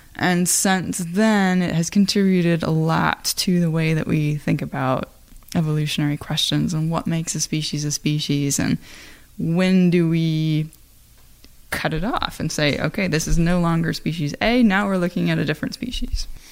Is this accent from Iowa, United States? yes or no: yes; Iowa, United States; I am from Iowa you know I have family that farm